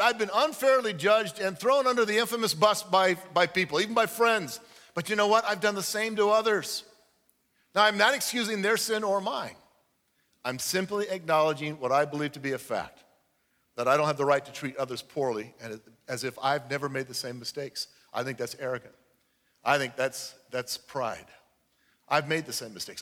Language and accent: English; United States; I'm an American